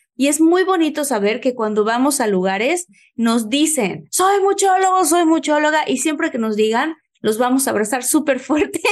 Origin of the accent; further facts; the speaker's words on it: Mexico; moved away; estar en mi país